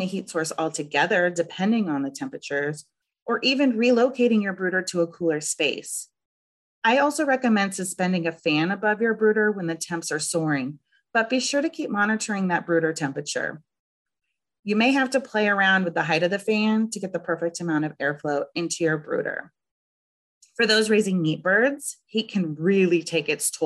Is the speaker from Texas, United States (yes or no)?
no; Southern California, United States; also born or lived in Northeast Ohio; now in Ohio, United States; I am originally from Southern California, where triple digits in the summertime were expected.